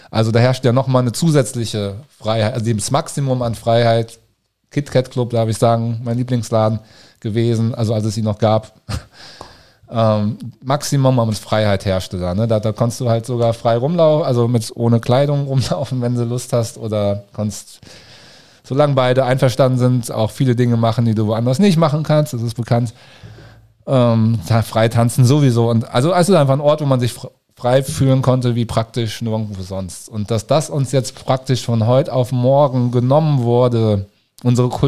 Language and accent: German; Cologne, North Rhine-Westphalia, Germany; now in Berlin, Germany; Ich bin 2012 von Köln, meiner Heimatstadt, nach Berlin gekommen.